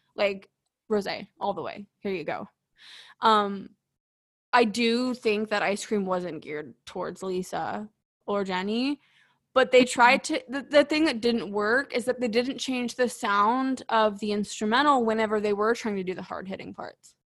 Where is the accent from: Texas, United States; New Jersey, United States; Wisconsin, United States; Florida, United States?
Texas, United States; as a Texan